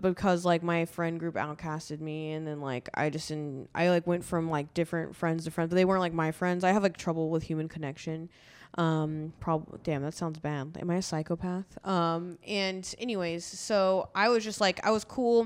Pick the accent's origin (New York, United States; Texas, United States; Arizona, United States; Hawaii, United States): Texas, United States; Galveston; I'm from a little island called Galveston, Texas.